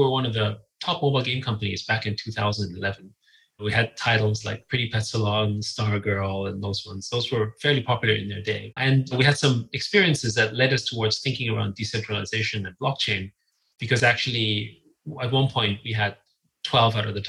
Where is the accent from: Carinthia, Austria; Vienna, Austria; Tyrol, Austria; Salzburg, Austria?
Vienna, Austria; I grew up in Vienna.